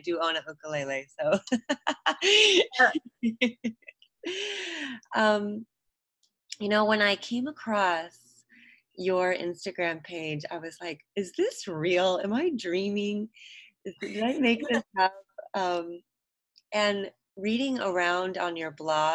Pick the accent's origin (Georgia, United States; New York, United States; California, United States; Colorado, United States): California, United States; Fresno; now in Hawaii, United States; I grew up in Fresno, California, which is a ag town